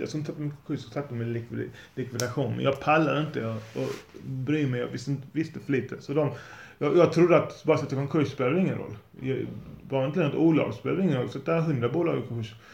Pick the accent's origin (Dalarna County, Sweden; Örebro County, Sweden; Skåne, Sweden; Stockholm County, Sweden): Skåne, Sweden; Lund; Jag är från Lund